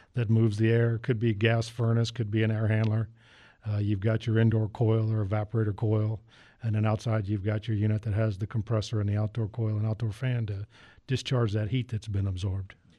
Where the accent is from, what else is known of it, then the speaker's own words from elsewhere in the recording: Northern Virginia, United States; moved away; I'm originally from Northern Virginia